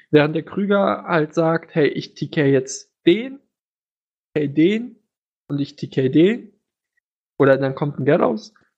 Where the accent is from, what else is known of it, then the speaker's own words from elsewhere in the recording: Germany; als Deutscher